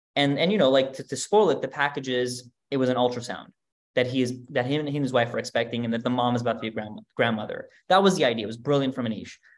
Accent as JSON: {"language": "English", "country": "United States", "tie": "born or raised there", "also_born_or_lived": "Germany", "said": "I grew up in America."}